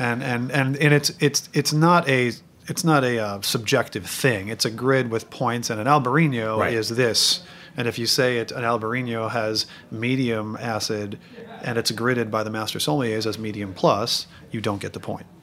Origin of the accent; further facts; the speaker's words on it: New York City, New York, United States; I'm a New Yorker